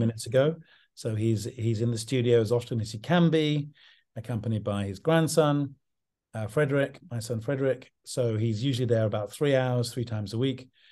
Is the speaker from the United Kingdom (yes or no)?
yes; English countryside, England, United Kingdom; also born or lived in London; I grew up in the English countryside